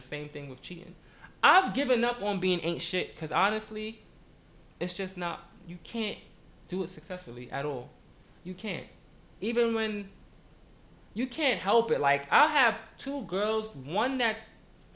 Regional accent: New York City, New York, United States; moved away as an adult; now in New Jersey, United States; I live in Jersey. Been living in Jersey for about 2 years now. I'm from Brooklyn

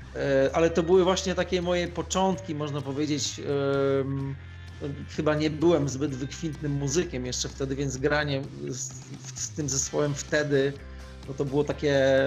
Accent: Turek, Greater Poland, Poland; moved away; also born or lived in Łódź / Radom / Warsaw; sam pochodzę z Turku koło Konina Kalisza, czyli z, z Polski Centralnej

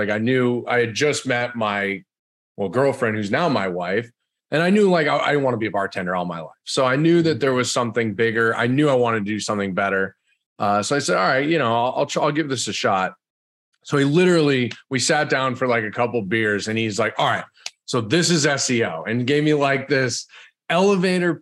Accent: the Berkshires, Western Massachusetts, United States; I'm originally from Massachusetts. I grew up there in Western Mass, the Berkshires, small little town.

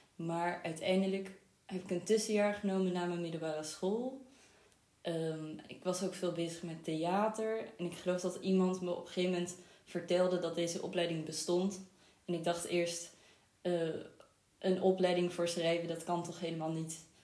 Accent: Amsterdam, North Holland, Netherlands; also born or lived in Israel; Ik ben vooral opgegroeid in Amsterdam. Ehm, en ook in Israël gewoond een paar jaar

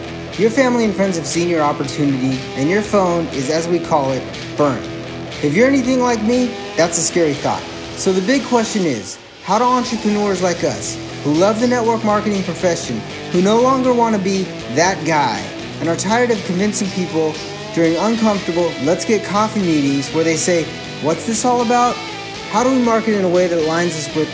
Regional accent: Alaska, United States; I was born and raised in Alaska

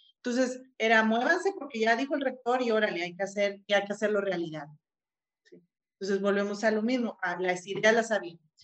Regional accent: Mexico; lo repetimos como mexicanos

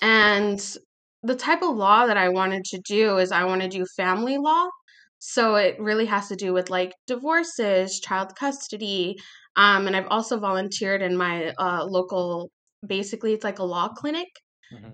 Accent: Palmdale, California, United States; also born or lived in Los Angeles area; now in Los Angeles, United States; I'm from California. I was born and raised here. Uh, I'm actually from like a small town a little bit outside of Los Angeles called Palmdale.

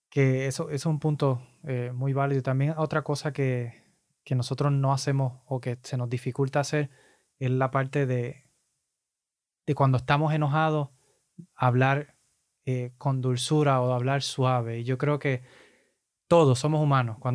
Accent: Puerto Rico; los boricuas somos, los puertorriqueños somos muy similares

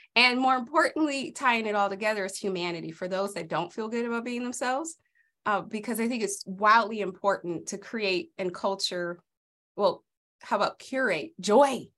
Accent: Los Angeles, California, United States; moved away as an adult; now in Idaho, United States; I grew up in South Central during the eighties and nineties.

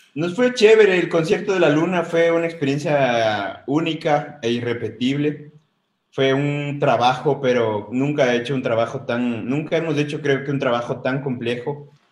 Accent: Ecuador; nos definan como mestizos ecuatorianos

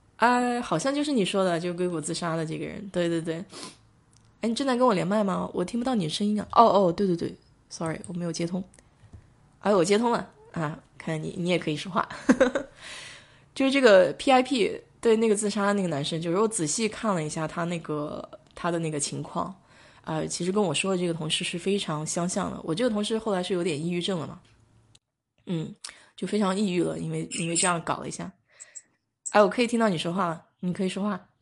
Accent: China; now in United States; 我们中国长大的

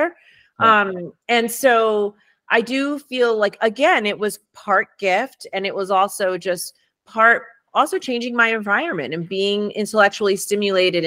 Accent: New York City, New York, United States; first language Spanish; English is a second language; moved away; also born or lived in Harlem / South Bronx; I was born in Harlem. I was raised in Washington Heights and I spent most of my time in the South Bronx.

